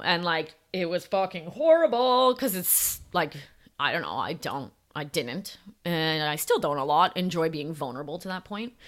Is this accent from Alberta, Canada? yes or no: yes; Calgary, Alberta, Canada; also born or lived in Ontario; I was born in Ontario, but then I grew up in Calgary, Alberta.